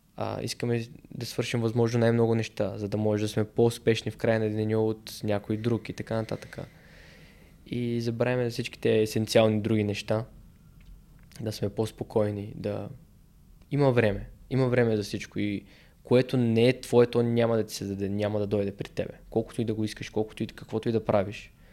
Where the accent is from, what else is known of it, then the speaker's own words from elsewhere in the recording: Bulgaria; съм българин